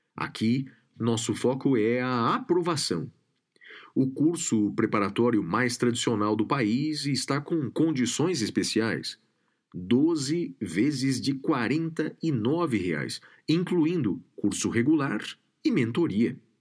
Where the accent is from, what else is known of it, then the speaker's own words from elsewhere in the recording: Guaratinguetá, São Paulo, Brazil; ambos do interior do estado. Eu de uma outra região do, do Vale do Paraíba, sou de Guaratinguetá